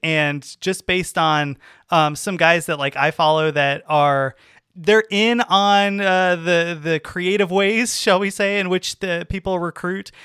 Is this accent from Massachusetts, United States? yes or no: no; California, United States; I grew up in California